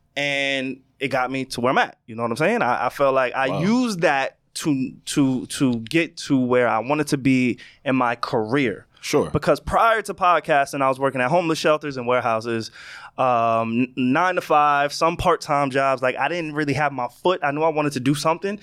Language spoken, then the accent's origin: English; Long Island, New York, United States; also born or lived in Queens, New York; I moved from Queens to Long Island, right? So I was the new kid